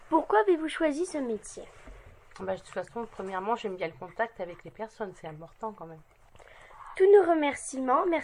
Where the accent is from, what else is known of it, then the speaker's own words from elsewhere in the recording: Picardy, Hauts-de-France, France; êtes-vous originaire de Picardie Oui. Euh, d'où venez-vous De Bourg.